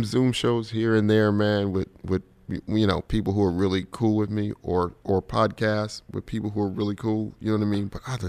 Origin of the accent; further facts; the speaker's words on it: New York, United States; And me and my boy Marshall Brand are standing there like, we from New York.